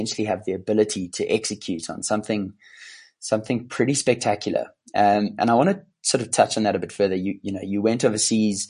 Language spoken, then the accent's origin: English; South Africa; moved away as an adult; also born or lived in London; I'm South African at heart. I grew up on a farm and ended up being an accountant in London